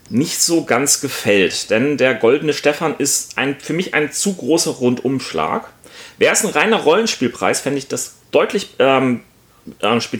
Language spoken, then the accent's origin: German; Northern Germany, Germany; gerade als Norddeutscher, die wir nun sind